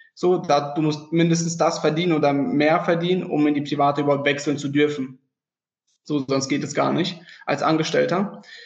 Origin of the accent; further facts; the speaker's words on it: Freiburg, Baden-Württemberg, Germany; ich komme aus dem Süden, aus dem sonnigen Freiburg